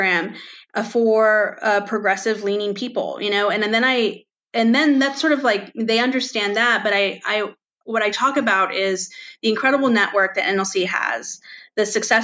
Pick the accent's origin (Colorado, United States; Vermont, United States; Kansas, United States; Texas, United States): Texas, United States; Rio Grande Valley; moved away; also born or lived in California; I grew up in the Rio Grande Valley